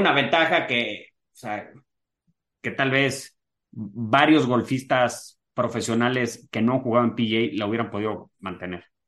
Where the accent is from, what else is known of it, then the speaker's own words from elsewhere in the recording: Mexico; yo como mexicano